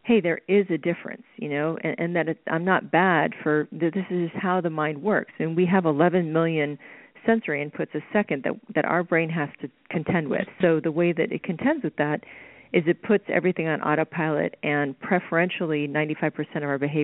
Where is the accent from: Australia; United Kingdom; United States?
United States; Oklahoma; growing up in Oklahoma